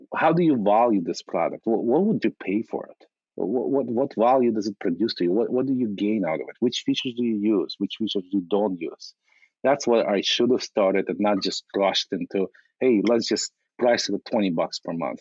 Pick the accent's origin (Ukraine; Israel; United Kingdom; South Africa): Ukraine; now in United States; in, 1997, I immigrated from from Ukraine uh, as a refugee